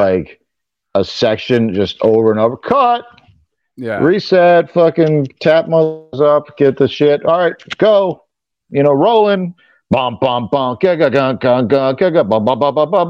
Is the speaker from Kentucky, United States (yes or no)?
no; Broward County, Florida, United States; also born or lived in Venezuela; I grew up in Broward County, Florida, which is north of Miami